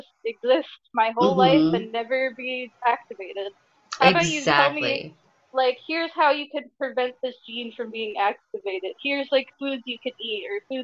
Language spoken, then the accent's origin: English; New Jersey, United States; I'm from New Jersey